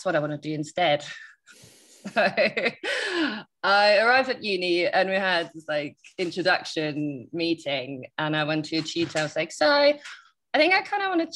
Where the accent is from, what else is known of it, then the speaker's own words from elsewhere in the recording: Germany; moved away; Parents are kind of just generally normal German standard upbringing